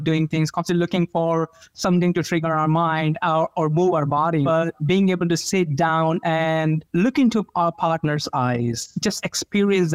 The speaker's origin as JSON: {"language": "English", "country": "India", "tie": "born or raised there", "moved": "yes", "said": "Growing up in India"}